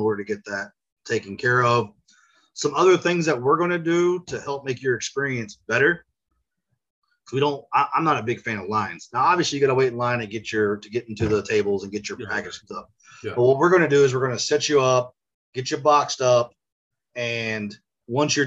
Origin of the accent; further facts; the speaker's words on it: Tulsa, Oklahoma, United States; now in Oklahoma City, United States; I'm from Tulsa, so it's a little bit more hilly where I'm from, on the northeast side of Oklahoma.